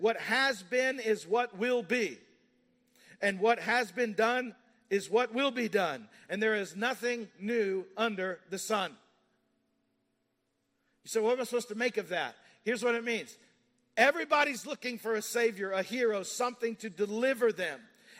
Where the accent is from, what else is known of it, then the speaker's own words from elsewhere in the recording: Kentucky, United States; now in Montgomeryville, United States; I'm from Kentucky.